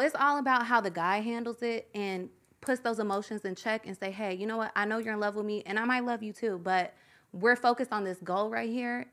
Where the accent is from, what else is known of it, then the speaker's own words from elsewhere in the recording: Louisville, Kentucky, United States; In Kentucky. I'm from Louisville, Kentucky